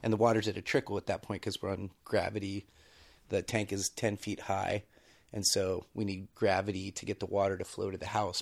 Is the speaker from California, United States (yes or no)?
yes; Bay Area, California, United States; moved away; I grew up in the Bay Area, had no, have no experience with rural living